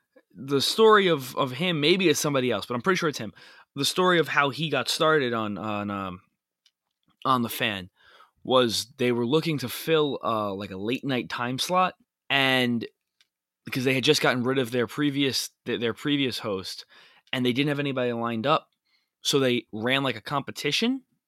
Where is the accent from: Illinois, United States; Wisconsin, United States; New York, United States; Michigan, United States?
New York, United States; accent: New York; I've worked diligently to limit my New York accent over the last couple of years.